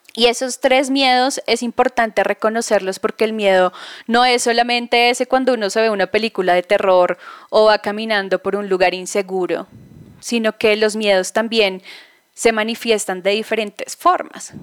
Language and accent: Spanish; Bogotá, Colombia; moved away as an adult; Estoy basada ahora en Bogotá, soy bogotana, viví ocho años fuera del país